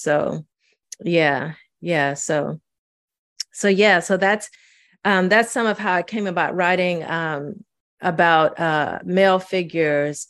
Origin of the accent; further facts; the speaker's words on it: St. Louis, Missouri, United States; also born or lived in Mississippi; I was growing up in Saint Louis